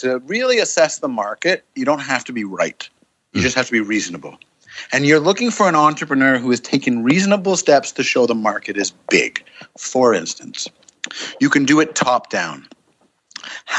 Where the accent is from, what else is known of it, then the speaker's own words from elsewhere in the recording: Canada; I'm a Canadian